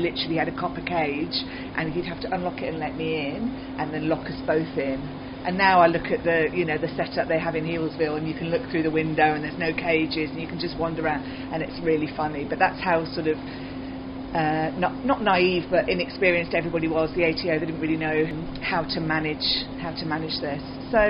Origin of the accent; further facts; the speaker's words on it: West Country, South West England, United Kingdom; moved away as an adult; now in Australia; I grew up in the West Country in the UK, which is a bit OOR, combine harvester, and cider and scrumpy.